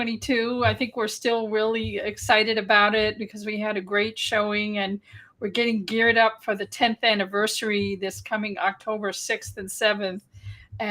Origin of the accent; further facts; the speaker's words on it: New York City, New York, United States; I grew up on the Lower East Side of Manhattan in the early 1960s